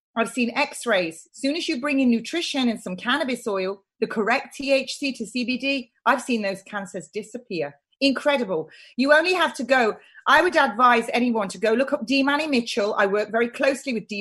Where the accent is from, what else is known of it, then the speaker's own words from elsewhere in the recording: United Kingdom; I'm British and I'm proud to be British